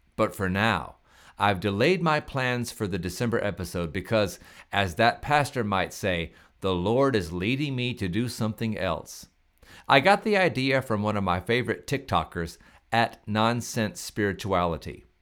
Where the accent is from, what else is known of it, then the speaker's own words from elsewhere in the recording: Pascagoula, Mississippi, United States; I am from Pascagoula, Mississippi